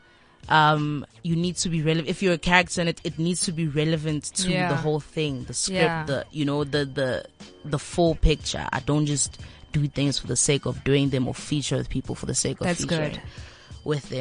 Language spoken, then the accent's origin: English; Daveyton, Gauteng, South Africa; I'm from the East End